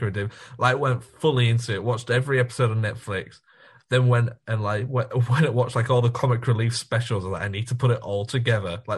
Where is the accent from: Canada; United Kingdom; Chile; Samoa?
United Kingdom; England; as an Englishman